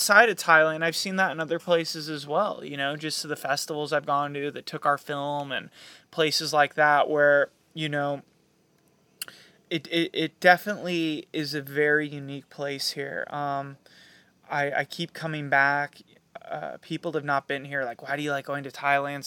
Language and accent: English; United States; I love being an American. I'm proud to be an American.